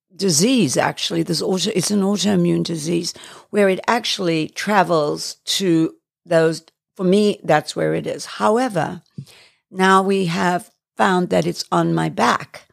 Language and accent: English; England, United Kingdom; also born or lived in Johannesburg, South Africa; now in United States; I was born in Johannesburg and schooled in England.